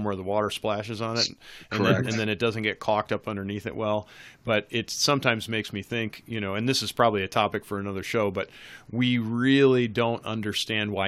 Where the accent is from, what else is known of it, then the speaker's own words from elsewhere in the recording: Northeast, United States; moved away; I grew up in the Northeast